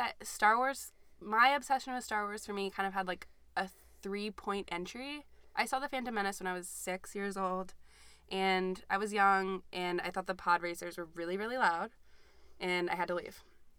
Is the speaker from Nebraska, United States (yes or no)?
no; Georgia, United States; also born or lived in Massachusetts; we're from Georgia.